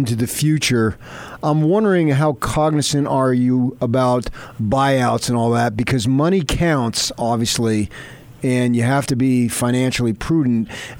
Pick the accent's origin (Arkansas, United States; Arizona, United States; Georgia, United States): Arizona, United States; growing up in Arizona myself, I've followed it too for my whole adult life.